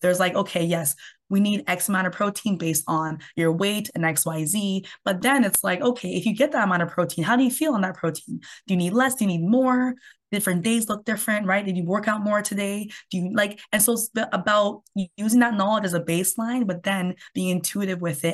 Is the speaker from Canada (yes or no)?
yes; Canada; I'm from Canada